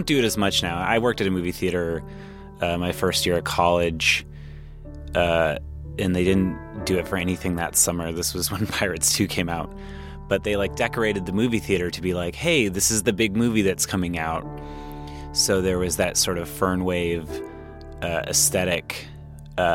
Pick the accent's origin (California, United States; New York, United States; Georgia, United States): California, United States; Anaheim; I grew up in Anaheim Hills, California, which is a little suburb nook thing off of jutting out of Anaheim, California in Orange County.